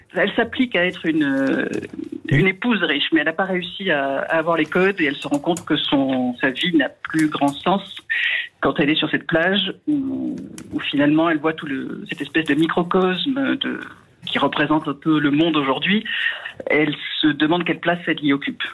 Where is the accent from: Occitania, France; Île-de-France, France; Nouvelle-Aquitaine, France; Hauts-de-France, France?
Occitania, France; Hérault; j'ai grandi dans l'Hérault